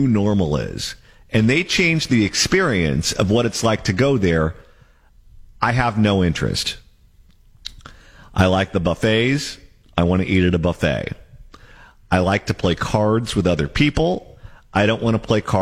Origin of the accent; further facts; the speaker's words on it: Hesperia, California, United States; I'm from Hesperia, California. Let me tell you, I would never go there on vacation. It's a wonderful place to grow up